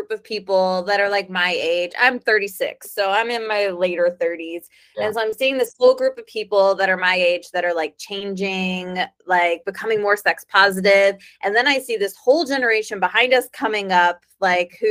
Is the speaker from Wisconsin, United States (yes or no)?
no; Missouri, United States; I grew up in the Midwest. I'm from Missouri.